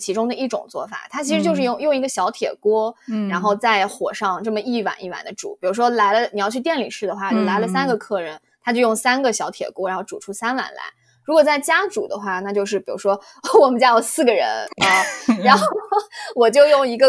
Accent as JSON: {"language": "Chinese", "town": "Kunming", "region": "Yunnan", "country": "China", "moved": "as an adult", "lives_now": "Chicago, United States", "said": "我是昆明人，我是二零一二年的秋天来的美国，目前也差不多快八年的时间了。"}